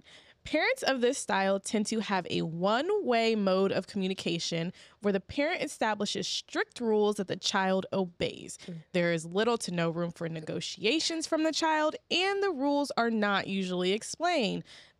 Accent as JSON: {"language": "English", "town": "Kilmichael", "region": "Mississippi", "country": "United States", "said": "Kilmichael, Mississippi."}